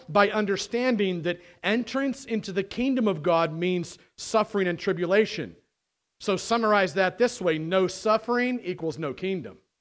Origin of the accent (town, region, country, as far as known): United States